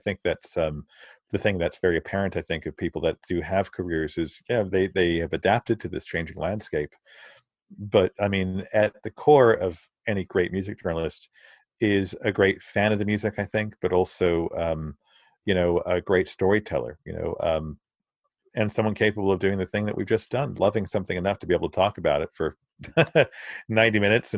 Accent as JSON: {"language": "English", "region": "Virginia", "country": "United States", "tie": "born or raised there", "also_born_or_lived": "London, United Kingdom / Naples, Italy", "said": "I grew up in Naples, in Italy. I was born in London, grew up in Naples, in Virginia, in the States."}